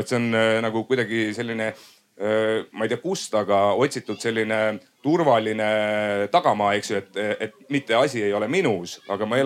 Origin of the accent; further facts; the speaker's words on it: South Estonia, Estonia; mina olen ka Lõuna-Eestist